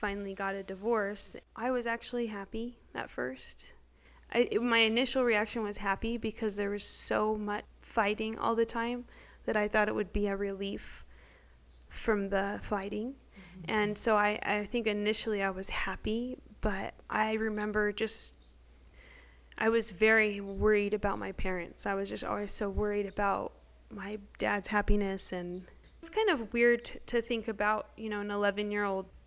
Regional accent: Lake Havasu City, Arizona, United States; now in Prescott, United States; I grew up in Lake Havasu in a good home

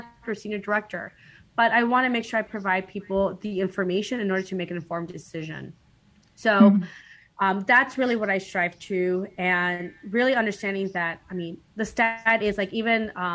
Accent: Guatemala; moved away; I was born in Guatemala

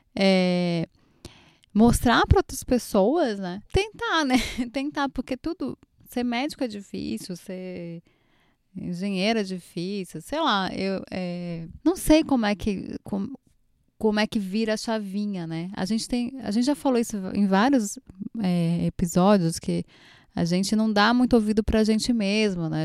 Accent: Pernambuco, Brazil; eu, como boa pernambucana

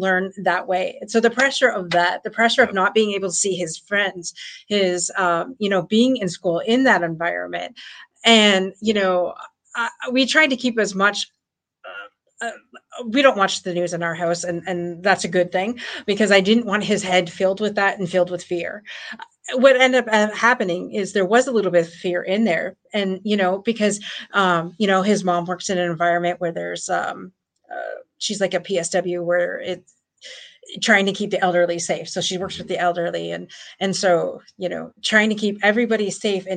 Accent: Windsor, Ontario, Canada; I'm from Windsor, Ontario

